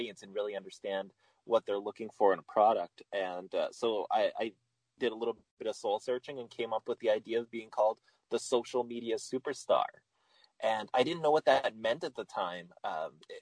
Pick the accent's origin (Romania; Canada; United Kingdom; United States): Canada; Winnipeg, Manitoba; Growing up in Winnipeg